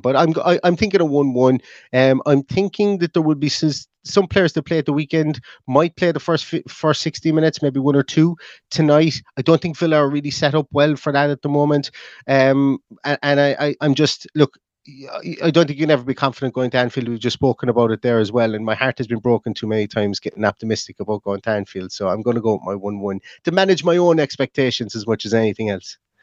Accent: Ireland; being Irish

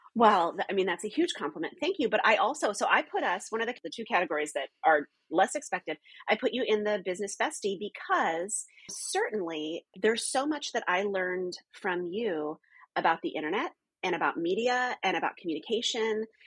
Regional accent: the North, United States; moved away as an adult; also born or lived in California; I wasn't Southern. I wasn't Southern Baptist. I was from the North

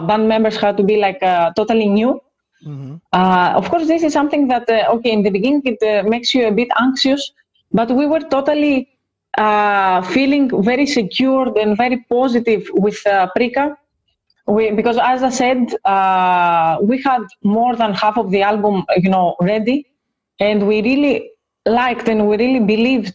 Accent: Greece; we are both from the same country. We are both from Greece

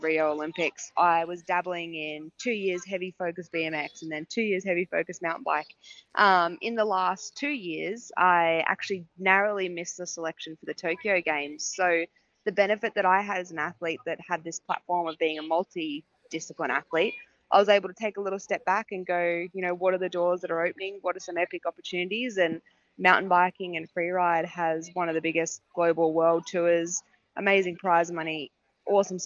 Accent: Australia; I'm obviously an Aussie

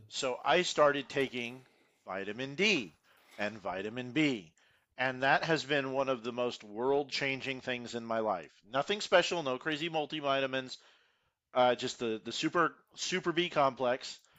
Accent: Houston, Texas, United States; I grew up in Houston, I grew up in the suburbs, you know, I'm from Cypress

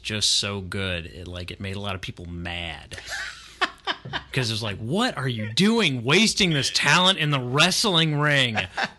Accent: North Hollywood, California, United States; also born or lived in Sherman Oaks / Granada Hills / Sylmar; Like I grew up in North Hollywood. Then I moved to Sherman Oaks, and then I moved to Granada Hills and Sylmar, and just

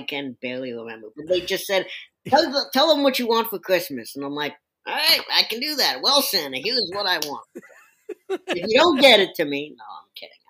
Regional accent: Winnipeg, Manitoba, Canada; moved away; I grew up in Winnipeg, Canada, kind of the south side over there

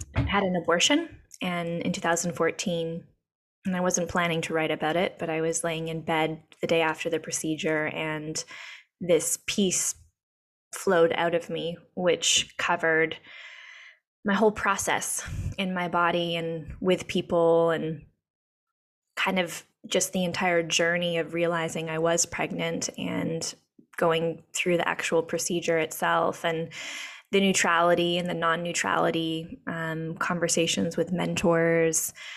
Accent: Whitehorse, Yukon, Canada; moved away as an adult; now in Encinitas, United States; I am from Canada. I was born in Whitehorse in the Yukon, and um, was raised by two moms

